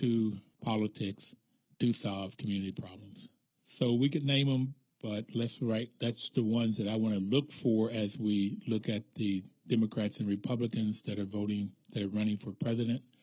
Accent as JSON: {"language": "English", "town": "Bluefield", "region": "West Virginia", "country": "United States", "tie": "born or raised there", "said": "when I grew up in Bluefield, West Virginia, there was still the colored signs"}